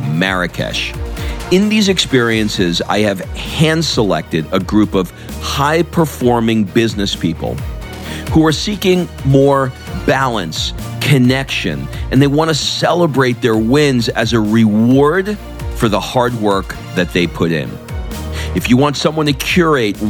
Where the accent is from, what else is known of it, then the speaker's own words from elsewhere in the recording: New York, United States; I'm an East Coast New York guy